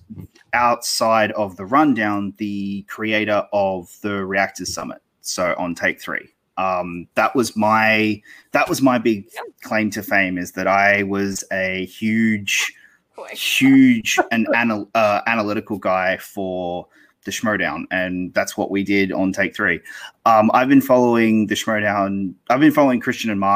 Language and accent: English; Australia; I'm Australian. So I don't live in the US.